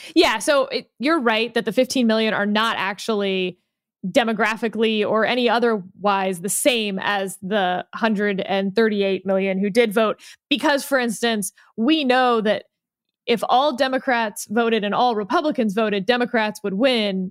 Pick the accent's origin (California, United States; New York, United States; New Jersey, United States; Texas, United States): Texas, United States; Houston; I come from Houston, the land of over air conditioning